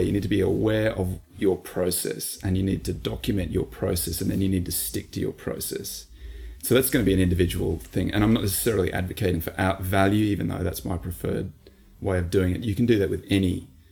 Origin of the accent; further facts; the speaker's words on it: Australia; we're Australian